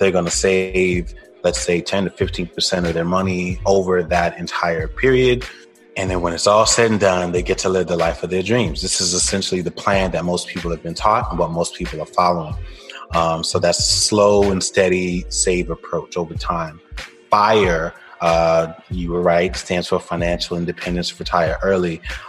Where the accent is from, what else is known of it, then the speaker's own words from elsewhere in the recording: Brooklyn, New York, United States; now in Atlanta, United States; I'm originally from Brooklyn, New York. By way of Jamaica. Both of my parents, my entire family is from Jamaica.